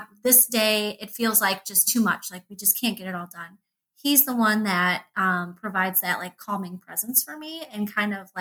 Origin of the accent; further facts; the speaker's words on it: an hour and a half southwest of Chicago, Illinois, United States; now in Michigan, United States; I'm from Illinois. I grew up like an hour and a half southwest of Chicago